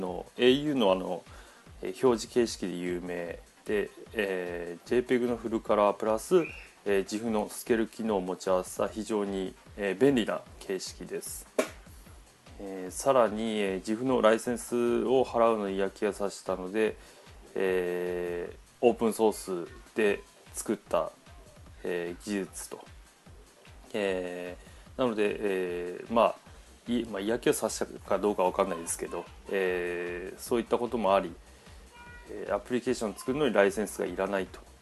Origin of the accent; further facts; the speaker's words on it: Fukuoka, Japan; also born or lived in Tokyo; 福岡県じゃ在住。えー、まあ、福岡生まれで、えー、その後、まあ、十八から、えー、二十五歳までか。七年間東京に行ってたんですけど、えー、その後、福岡に戻ってきまして